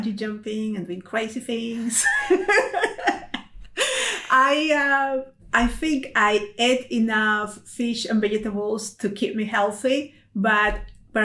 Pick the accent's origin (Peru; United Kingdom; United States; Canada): Peru; moved away; I'm originally from Peru in South America.